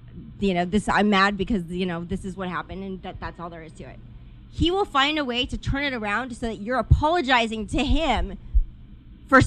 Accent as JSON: {"language": "English", "town": "Los Angeles", "region": "California", "country": "United States", "tie": "born or raised there", "said": "I grew up in the Valley"}